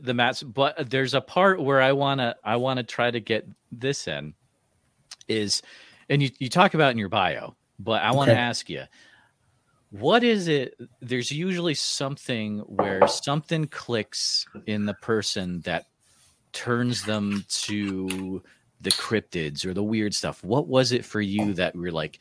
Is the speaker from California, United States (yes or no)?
no; Central Iowa, United States; I'm from Central Iowa